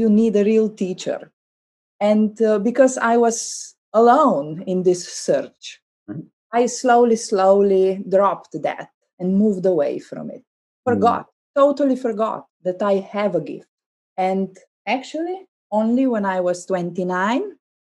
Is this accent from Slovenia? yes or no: yes; Slovenia; English is a second language; I couldn't speak any English because I learned German. I grew up very close to Austrian border